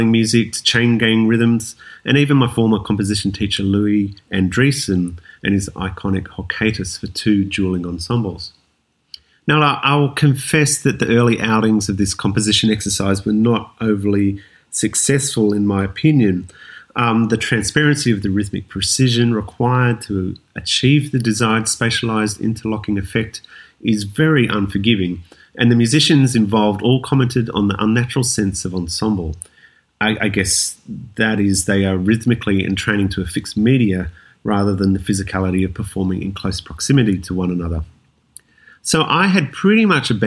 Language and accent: English; Wollongong, New South Wales, Australia; now in Sydney, Australia; I was born and bred in Wollongong, a city south of Sydney